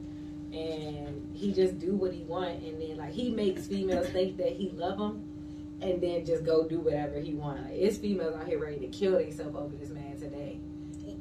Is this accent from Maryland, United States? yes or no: yes; Maryland, United States; I'm from Maryland